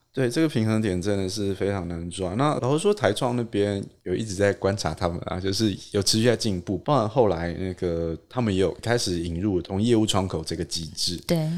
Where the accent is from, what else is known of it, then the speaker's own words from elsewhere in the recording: Taipei, Taiwan; 我台北人